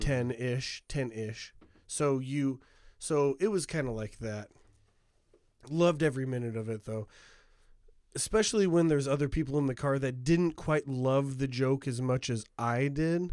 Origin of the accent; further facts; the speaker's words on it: United States; America, like, uh, near Chicago